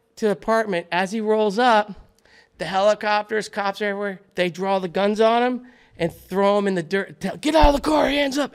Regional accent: Fort Lauderdale, Florida, United States; moved away as an adult; also born or lived in Delray Beach, Florida; now in Los Angeles, United States; I grew up in Fort Lauderdale, Delray Beach, Florida.

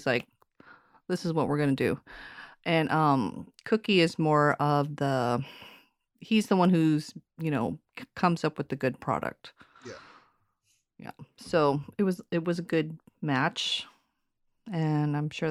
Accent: Alaska, United States; I'm from Alaska

